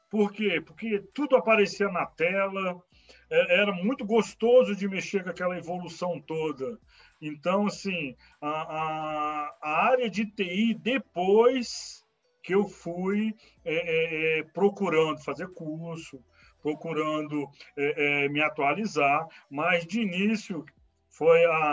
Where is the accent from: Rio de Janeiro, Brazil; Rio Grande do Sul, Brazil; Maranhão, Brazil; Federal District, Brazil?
Federal District, Brazil; Brasília; tá? Sou, é, moro, é, nasci em Brasília, moro em Brasília, né, é, no Gama Leste, né?